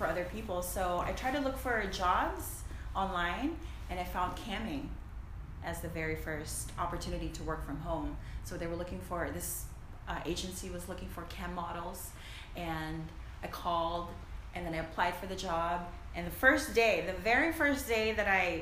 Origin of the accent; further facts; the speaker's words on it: Philippines; moved away as an adult; So I'm an immigrant, by the way. I grew up in the Philippines. I moved here when I was like 18, 19